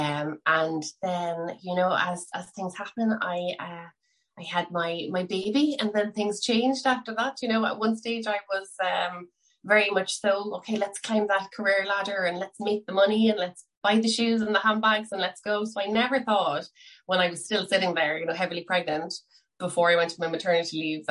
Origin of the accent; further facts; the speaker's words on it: Cork, Munster, Ireland; now in Skerries, Ireland; I am originally from Cork and I am currently living in seaside town, Skerries, in County Dublin